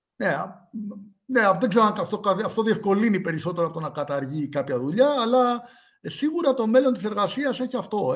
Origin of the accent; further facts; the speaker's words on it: Greece; γεννήθηκα στην Ελλάδα